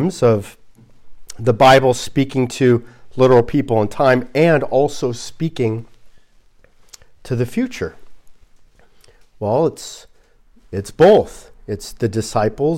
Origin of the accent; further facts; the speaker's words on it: Glendale, California, United States; moved away; where I grew up in Glendale, right next to it is Caltech